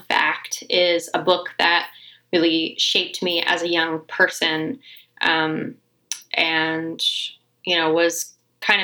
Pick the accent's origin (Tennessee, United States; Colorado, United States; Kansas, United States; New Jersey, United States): Colorado, United States; I'm from the west, I'm from Colorado